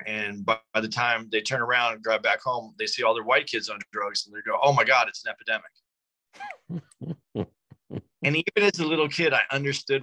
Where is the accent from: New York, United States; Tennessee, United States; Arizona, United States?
Arizona, United States; Tucson; moved away; When I was growing up, I grew up in Tucson, Arizona, small city